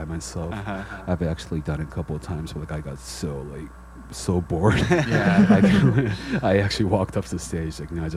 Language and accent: English; San Diego, California, United States; moved away as an adult; now in Brooklyn, United States; people in San Diego, my hometown